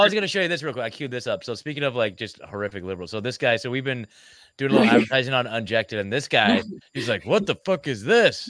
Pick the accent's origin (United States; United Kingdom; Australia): United States; Oregon; moved away as an adult; I'm originally from Oregon, so I moved here in 2022